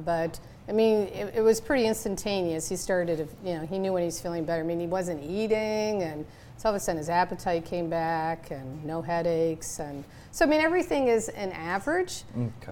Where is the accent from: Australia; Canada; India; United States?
Canada; moved away; I'm from Canada